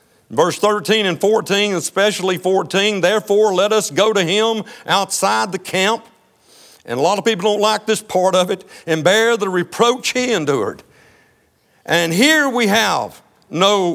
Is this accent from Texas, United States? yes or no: yes; Texas, United States; I'm from Texas. I'm proud to be an American. I'm more proud to be a Texan